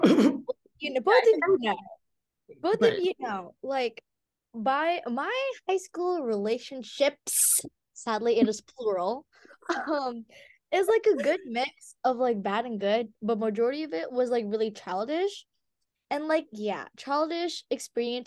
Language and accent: English; Philippines; we're all Filipino